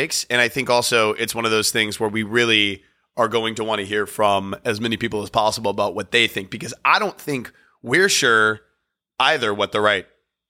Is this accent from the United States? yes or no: yes; Virginia, United States; moved away as an adult; also born or lived in North Carolina; now in New York, United States; I was born and raised in Virginia, and he was born and raised in North Carolina. I went to school in North Carolina.